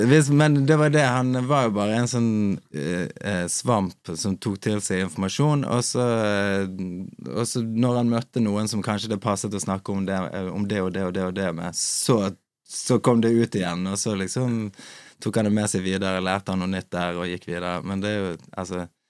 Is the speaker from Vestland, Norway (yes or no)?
yes; Bergen, Vestland, Norway; Jeg er fra Bergen